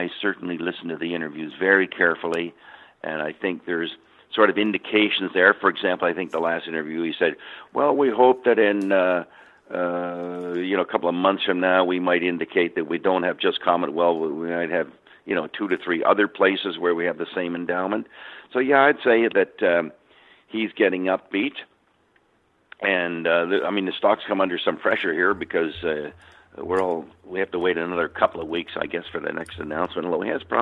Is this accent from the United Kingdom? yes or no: no; Canada; I'm Canadian.